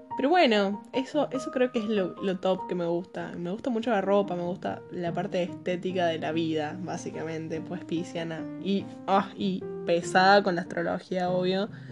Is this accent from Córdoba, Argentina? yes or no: yes; Córdoba, Argentina; accent: Cordoban tonada; tengo 20 años, soy de Córdoba, capital, Argentina.